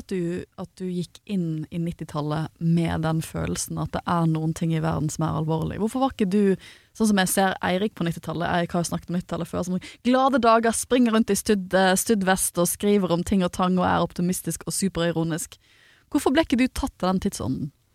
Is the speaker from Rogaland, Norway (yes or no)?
no; Bergen, Vestland, Norway; jeg er oppvokst i Bergen